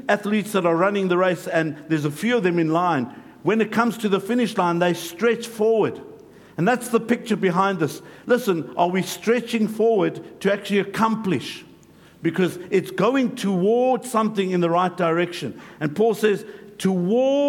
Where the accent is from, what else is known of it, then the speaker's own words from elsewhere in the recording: South Africa; moved away; I grew up in South Africa